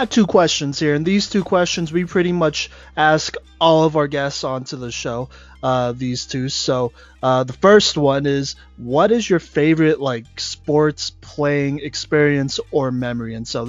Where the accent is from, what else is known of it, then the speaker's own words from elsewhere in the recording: Plano, Texas, United States; I'm from Dallas, right? Specifically Plano, so I guess a suburb up in Dallas.